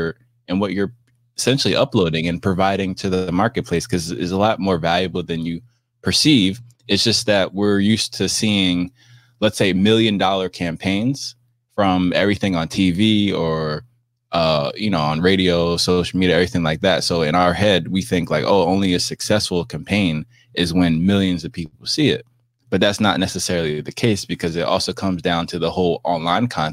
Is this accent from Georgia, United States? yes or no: no; New Jersey, United States; also born or lived in Miami; I'm from New Jersey